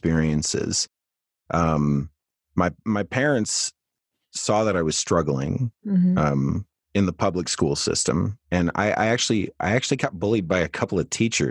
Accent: Saginaw, Michigan, United States; I grew up in Saginaw, Michigan

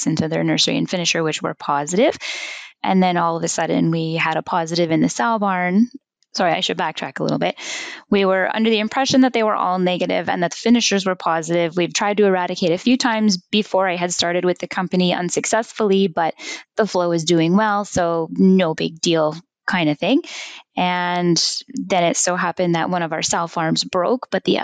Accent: Winnipeg, Manitoba, Canada; also born or lived in Saskatoon / New Zealand; I am originally from Manitoba in Winnipeg, born right in the city in South St. Patel

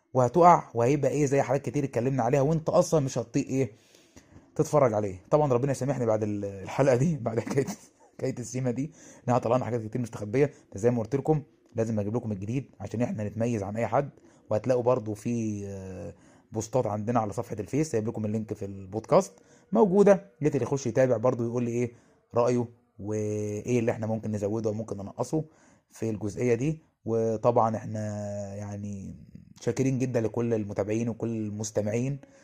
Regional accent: Egypt; عندنا في مصر

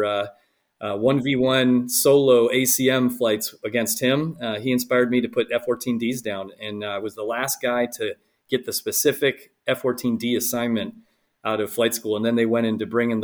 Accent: Fairfax County, Northern Virginia, United States; also born or lived in Buffalo, New York; I ended up growing up the rest of my life here in Northern Virginia, Fairfax County, just outside of D.C.

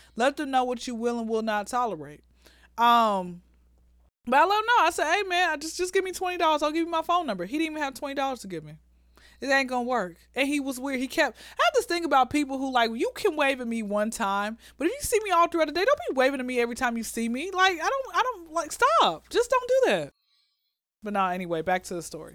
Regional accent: Atlanta, Georgia, United States; born and raised in Atlanta

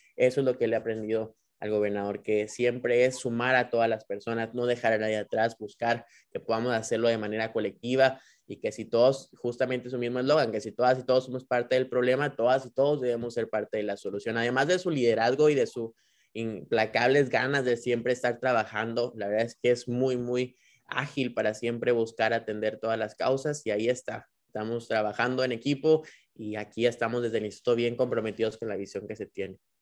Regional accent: Nuevo León, Mexico; como nuevo leoneses y como mexicanos podamos

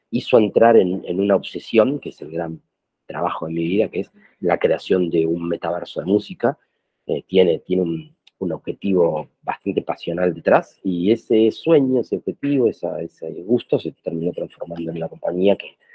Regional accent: Buenos Aires, Argentina; born there; argentino, nacido en Buenos Aires

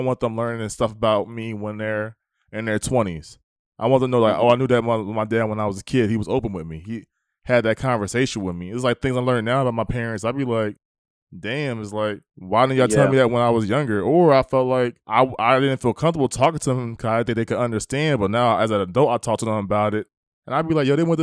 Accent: East Coast, United States; now in the South, United States; I'm in the South, like, you know, I'm from the East Coast.

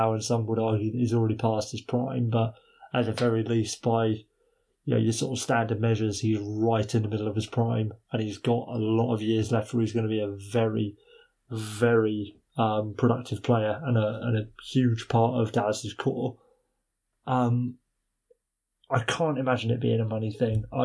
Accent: England, United Kingdom

